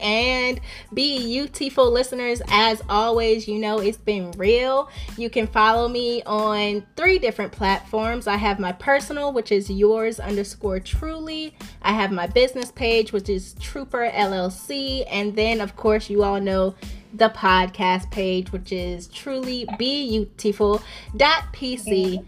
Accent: East Coast, United States; I came from the East Coast. So I'm kind of, yes. You know, I'm all around.

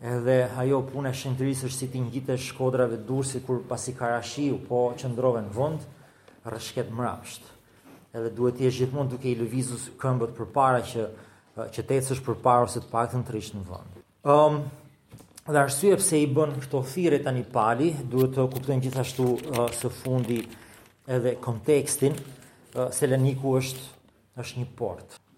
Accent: Albania; për ne si shqiptarë

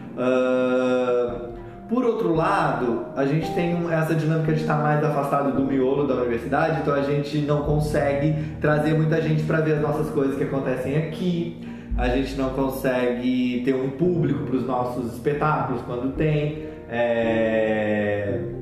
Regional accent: Southeast, Brazil; moved away; lá no Sudeste, de onde eu venho

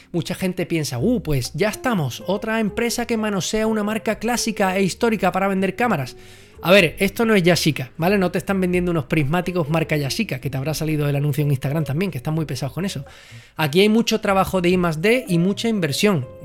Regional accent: Andalusia, Spain; Yo soy andaluz, yo debería ¿eh? estar

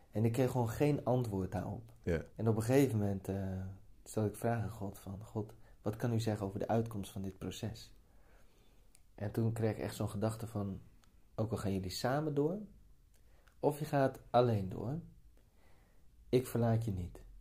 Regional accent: Spakenburg, Utrecht, Netherlands; maar ik kom uit Spakenburg, dus, ik, ben, dus- ik ben gewoon zo.

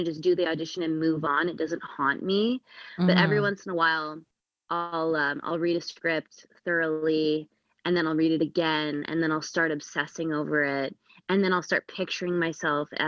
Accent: Canada

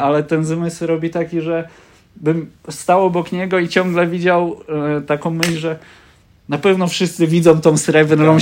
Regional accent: Lower Silesian Voivodeship, Poland; jestem z Dolnego Śląska

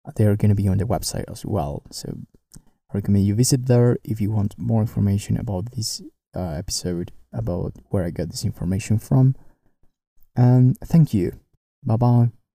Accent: Ancash, Peru; from the region I grew up here in Peru, Ancash

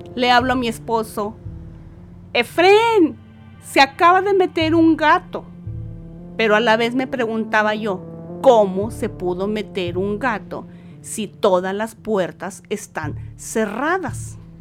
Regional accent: Saltillo, Coahuila, Mexico; soy de Saltillo, Coahuila

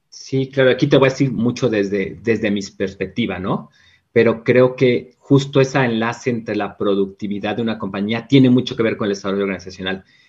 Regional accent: Mexico; como muchos mexicanos

